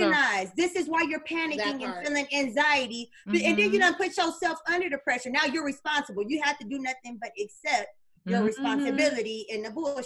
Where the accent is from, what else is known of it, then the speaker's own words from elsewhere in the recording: Las Vegas, Nevada, United States; I'm from Las Vegas, Nevada